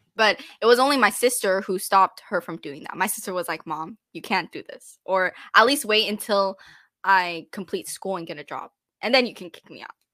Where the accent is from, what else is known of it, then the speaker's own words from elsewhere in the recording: Texas, United States; I grew up in Texas, and I feel like I really enjoyed my experience growing up here